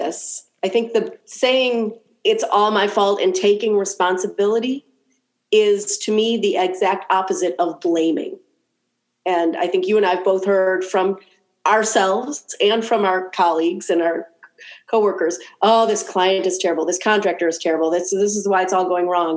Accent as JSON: {"language": "English", "town": "Cleveland", "region": "Ohio", "country": "United States", "tie": "born or raised there", "said": "Cleveland because it's my hometown and I love it"}